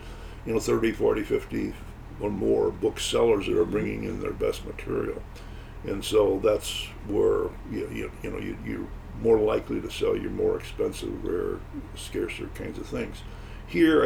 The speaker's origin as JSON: {"language": "English", "town": "St. Louis", "region": "Missouri", "country": "United States", "tie": "born or raised there", "moved": "as an adult", "lives_now": "Grosse Pointe Park, United States", "said": "we moved from St. Louis, where we were born and raised, to Detroit area, the Grosse Pointe Park"}